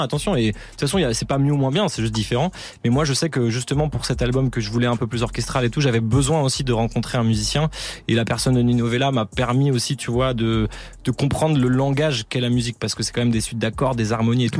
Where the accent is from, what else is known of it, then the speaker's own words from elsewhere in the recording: Paris, Île-de-France, France; je viens de Paris Nord